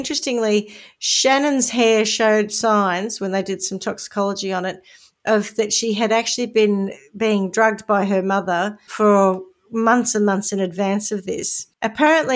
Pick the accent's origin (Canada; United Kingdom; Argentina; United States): United Kingdom; the Southwest, South West England; I'm from the Southwest.